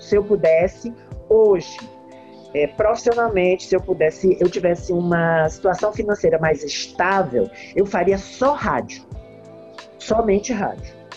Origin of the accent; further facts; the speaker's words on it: Teresina, Piauí, Brazil; eu sou teresinense, minha mãe é teresinense